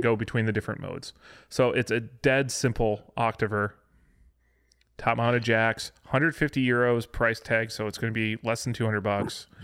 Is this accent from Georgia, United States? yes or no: no; west of Chicago, Illinois, United States; there's a Dutch community west of Chicago